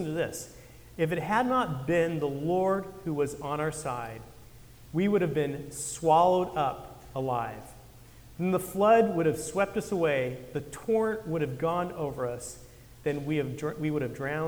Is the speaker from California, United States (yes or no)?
yes; Santa Cruz, California, United States; I grew up surfing up in Santa Cruz